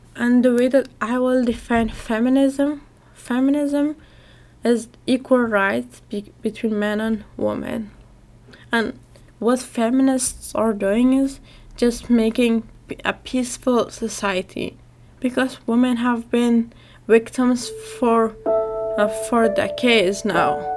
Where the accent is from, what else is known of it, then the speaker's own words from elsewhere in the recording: Afghanistan; I'm from Afghanistan and I am 17 years old.